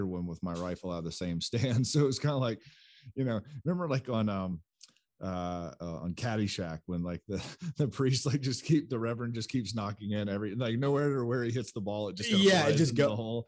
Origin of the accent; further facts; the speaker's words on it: South Carolina, United States; growing up in South Carolina